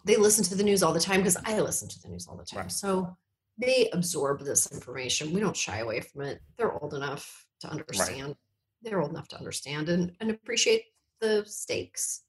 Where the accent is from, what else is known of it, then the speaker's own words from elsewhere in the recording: Canada; moved away; we're from Canada